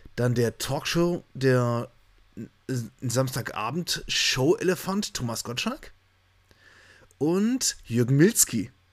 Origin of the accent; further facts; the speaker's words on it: Germany; wir vielleicht als Deutsche